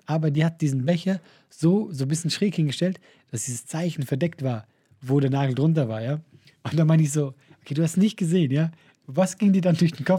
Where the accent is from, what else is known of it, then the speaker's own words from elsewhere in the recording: Switzerland; als Schweizer